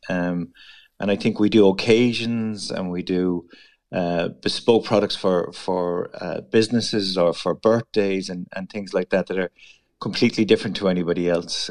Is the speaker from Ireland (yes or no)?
yes; Mitchelstown, Munster, Ireland; moved away as an adult; also born or lived in Dublin; I am um, from Mitchelstown, Kilworth area, so North Cork. I was born in North Cork